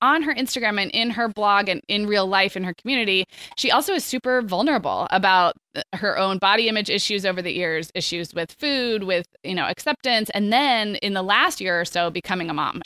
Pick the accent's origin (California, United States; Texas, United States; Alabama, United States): California, United States; Santa Barbara; also born or lived in Chicago / Arizona; Santa Barbara, where I grew up